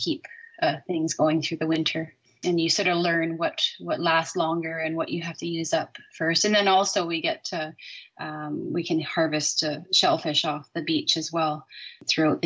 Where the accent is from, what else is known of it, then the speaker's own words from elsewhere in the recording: North Island, British Columbia, Canada; growing up on the North Island, there's so many cougars up there. And all those years that I grew up there